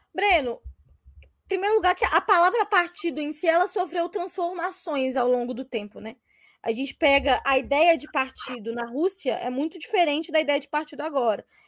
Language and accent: Portuguese; Ribeirão das Neves, Minas Gerais, Brazil; eu venho de Ribeirão das Neves